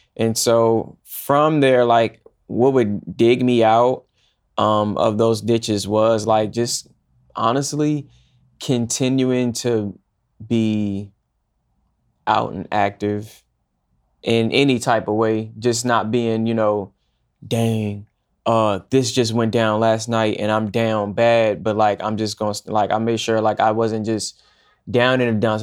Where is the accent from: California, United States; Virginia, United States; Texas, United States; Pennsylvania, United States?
Virginia, United States; Woodbridge; now in New York, United States; I'm from Northern Virginia, a town called Woodbridge, and a section in Woodbridge called Dale City.